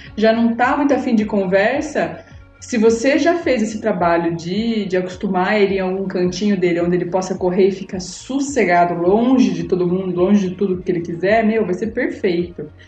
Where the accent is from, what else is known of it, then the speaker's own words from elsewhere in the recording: Sorocaba, São Paulo, Brazil; eu sou de Sorocaba